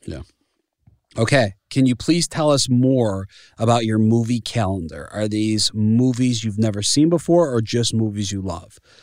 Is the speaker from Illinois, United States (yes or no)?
yes; Chicago, Illinois, United States; moved away; I'm from Chicago